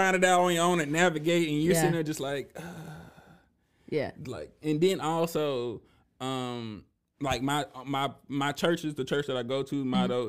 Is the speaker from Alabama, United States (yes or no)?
yes; Alabama, United States; born there; So I was born in Alabama, military family, but my dad is originally from Memphis.